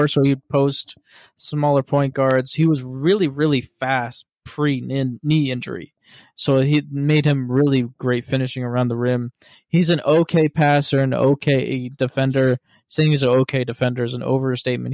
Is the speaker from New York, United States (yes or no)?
no; Cleveland, Ohio, United States; We're both born and raised in Cleveland